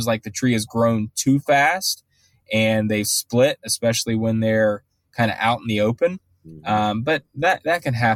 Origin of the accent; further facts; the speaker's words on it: Ohio, United States; now in Charlotte, United States; I'm from Ohio